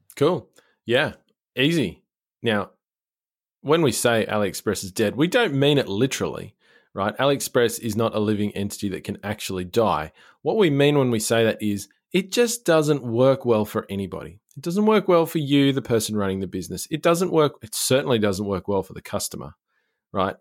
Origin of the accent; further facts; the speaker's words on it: Australia; as an Australian